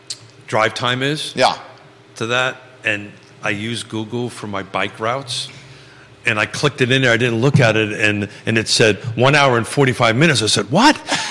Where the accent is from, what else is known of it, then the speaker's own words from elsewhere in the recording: Northeast, United States; now in Charlottesville, United States; those of us who grew up in the Northeast